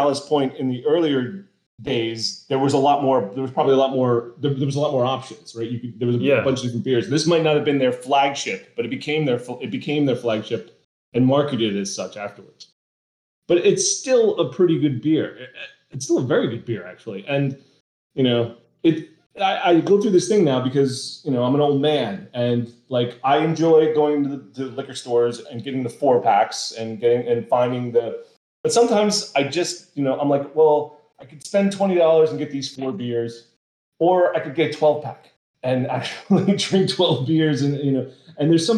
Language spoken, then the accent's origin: English; East Coast, United States; We grew up on the East Coast